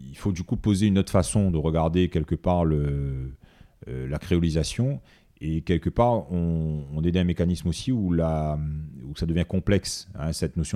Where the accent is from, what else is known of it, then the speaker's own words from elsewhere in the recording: Réunion, France; d'origine malgache, euh, d'origine comorienne, euh, d'origine euh, indienne, mais la base c'est qu'on est réunionnais.